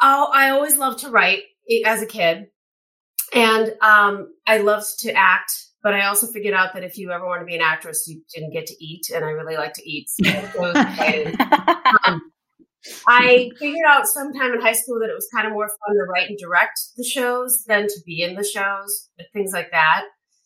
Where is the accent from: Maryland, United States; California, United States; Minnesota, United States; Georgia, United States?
Minnesota, United States; moved away as an adult; now in Los Angeles, United States; I'm from Minnesota.